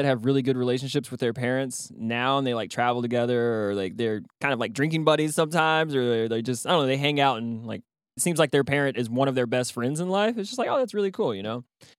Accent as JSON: {"language": "English", "town": "Ropesville", "region": "Texas", "country": "United States", "tie": "born or raised there", "moved": "yes", "said": "I loved growing up in Ropes."}